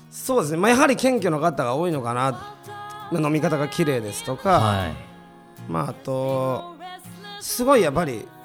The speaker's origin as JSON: {"language": "Japanese", "region": "Tokushima", "country": "Japan", "tie": "born or raised there", "also_born_or_lived": "Osaka", "accent": "Osaka dialect", "moved": "as an adult", "lives_now": "Tokyo, Japan", "said": "確かに俺は徳島で生まれたから"}